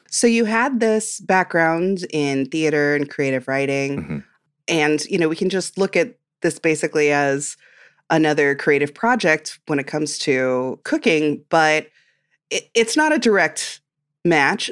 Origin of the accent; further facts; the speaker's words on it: Midwest, United States; I'm from the Midwest